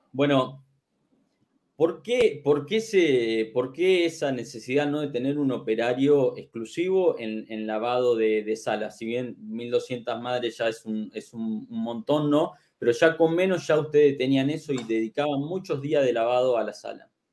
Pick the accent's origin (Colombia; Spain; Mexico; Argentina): Argentina; en mi país, aquí en Argentina